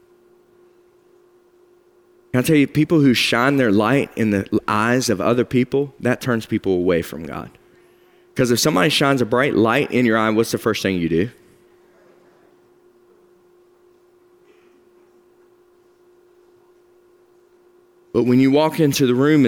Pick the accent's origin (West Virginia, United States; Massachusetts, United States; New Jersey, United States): West Virginia, United States; I'm a hillbilly from West Virginia